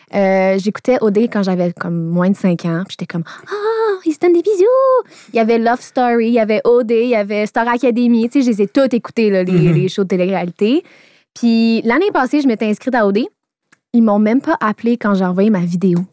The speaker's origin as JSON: {"language": "French", "town": "Laval", "region": "Quebec", "country": "Canada", "said": "Je viens de Laval, j'ai vingt-deux ans, je suis célibataire"}